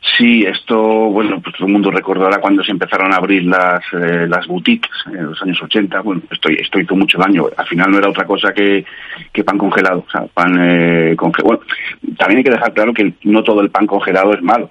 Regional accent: Madrid, Community of Madrid, Spain; yo que soy de aquí de Madrid, bueno, haya vivido por muchos sitios

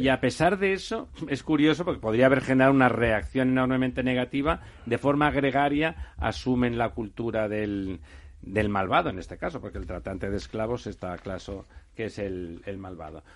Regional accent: Catalonia, Spain; yo soy catalán

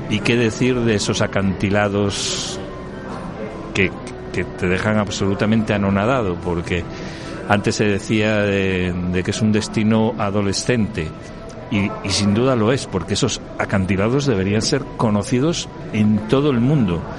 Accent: Galicia, Spain; moved away as an adult; now in Madrid, Spain; Soy un gallego que se marchó hace 32 años de Galicia, pero que regresa continuamente.

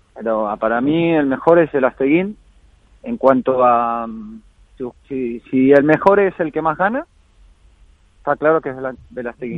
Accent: Argentina; moved away; me fui a Argentina, estuve ahí más de dos semanas, ahí de vuelta en la, tierra y las raíces

